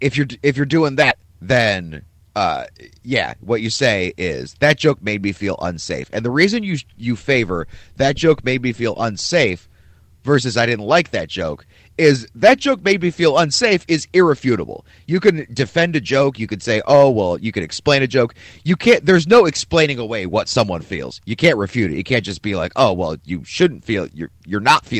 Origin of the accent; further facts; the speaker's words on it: Cleveland, Ohio, United States; now in Philadelphia, United States; the shitty teams I grew up watching in Cleveland